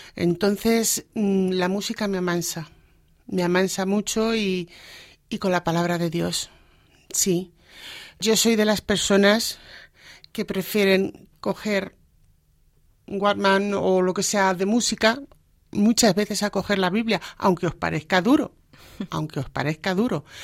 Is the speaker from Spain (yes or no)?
yes; Alcázar de San Juan, Castilla-La Mancha, Spain; moved away as an adult; now in Móstoles, Spain; yo nací en Alcázar de San Juan. Allí he vivido toda mi vida hasta que me casé